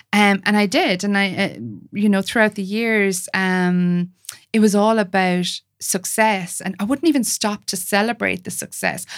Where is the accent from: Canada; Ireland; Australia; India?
Ireland; I'm an Irish, white, Catholic